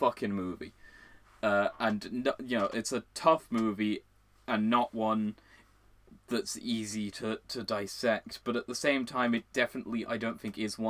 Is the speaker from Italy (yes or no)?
no; Ireland; we are Irish. The both of us.